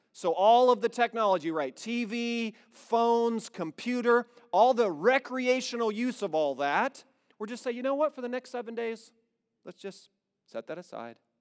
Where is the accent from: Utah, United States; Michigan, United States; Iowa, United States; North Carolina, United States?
Iowa, United States; now in Indiana, United States; We were born and raised in Iowa, and we moved to Indiana.